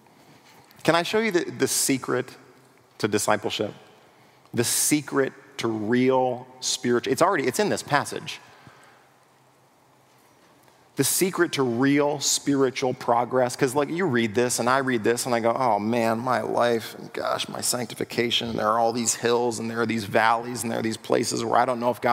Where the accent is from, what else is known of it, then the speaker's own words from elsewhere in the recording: United States; we as American pragmatic individuals